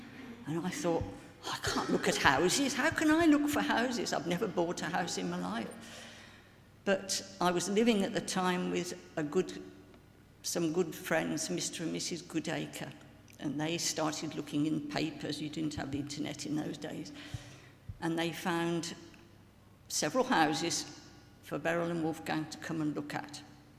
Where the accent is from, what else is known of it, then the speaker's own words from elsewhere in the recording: Birmingham, West Midlands, United Kingdom; I was already living in Birmingham, which was my hometown city.